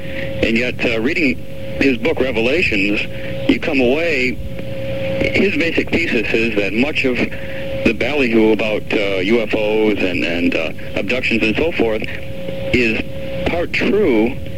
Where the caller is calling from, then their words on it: Raleigh, North Carolina, United States; Oh, Raleigh, North Carolina, listening on WCRY, QK Verena.